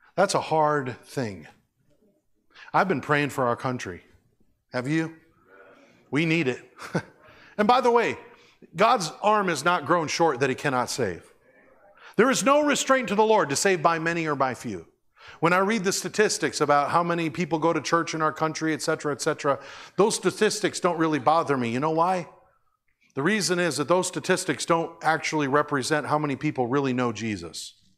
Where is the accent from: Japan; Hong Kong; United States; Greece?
United States; I'm so grateful to being American.